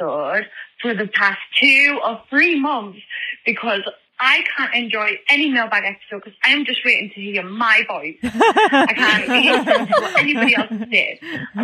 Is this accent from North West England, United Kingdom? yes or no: yes; Cockermouth, North West England, United Kingdom; I'm from a weird little corner in England where everyone's born and dies there. Cockermouth, Google Cockermouth.